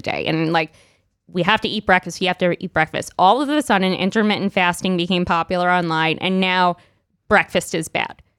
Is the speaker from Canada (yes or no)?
no; New York City, New York, United States; I grew up in Brooklyn